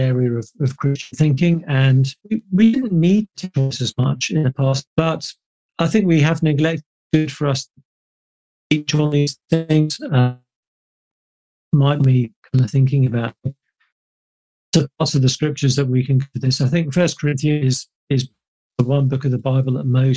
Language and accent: English; United Kingdom; being British